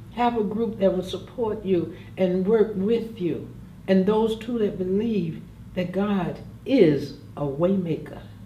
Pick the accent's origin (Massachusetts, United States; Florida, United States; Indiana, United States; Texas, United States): Florida, United States; Jacksonville; also born or lived in New York City; I was born and raised here in Jacksonville, Florida